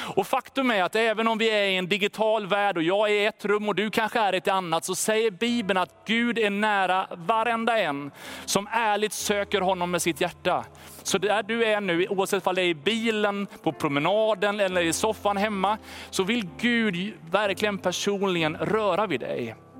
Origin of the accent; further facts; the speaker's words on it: Sweden; Som svenskar